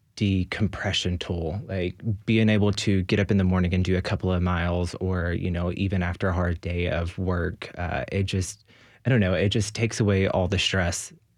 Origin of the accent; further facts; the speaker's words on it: West Tennessee, United States; moved away as an adult; also born or lived in Clarksville, Tennessee; now in Nashville, United States; growing up in Tennessee and being part of the queer community, it was kind of lonely back in West Tennessee because, you know, that wasn't really a big thing there.